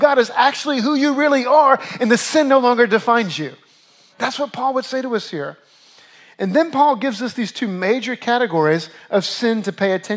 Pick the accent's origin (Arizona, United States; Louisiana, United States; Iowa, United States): Louisiana, United States; now in New York, United States; I grew up in Louisiana. I dealt with hurricanes my whole life